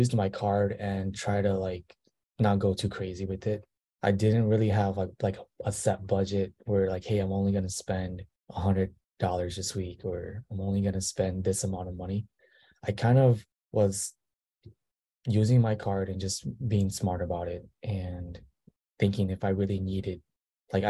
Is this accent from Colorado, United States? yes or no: no; Minnesota, United States; moved away as an adult; now in Seoul, South Korea; I'm from Minnesota